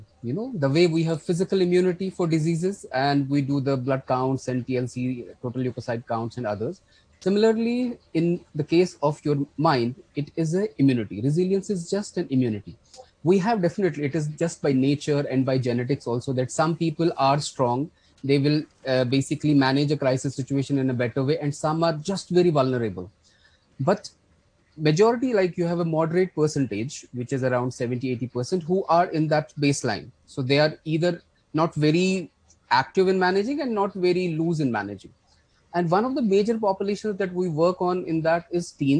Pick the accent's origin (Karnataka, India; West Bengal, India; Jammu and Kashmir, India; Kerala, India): Jammu and Kashmir, India; I come from Kashmir. So unfortunately, we have seen conflict here for a long time.